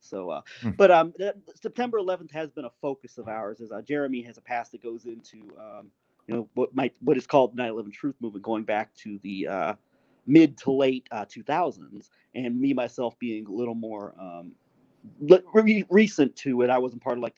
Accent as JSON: {"language": "English", "country": "United States", "said": "speaking as an American"}